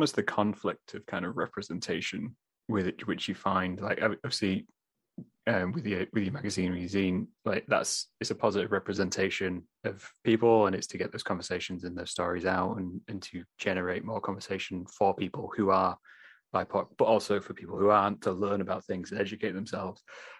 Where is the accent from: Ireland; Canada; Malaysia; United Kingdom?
United Kingdom; England; so I'm obviously from England. My entire family is from England